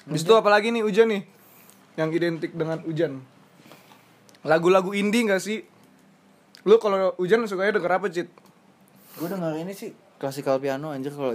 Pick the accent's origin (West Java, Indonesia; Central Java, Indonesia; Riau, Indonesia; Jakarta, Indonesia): West Java, Indonesia; Bekasi; Kayak kalau di kalau gue Bekasi kan gue orang Bekasi kan. Gue kalau hujan seneng di Bekasi.